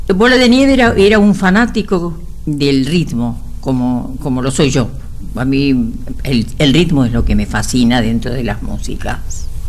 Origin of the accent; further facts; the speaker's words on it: Argentina; en mi pueblo, que yo vivía ahí hasta los 20 años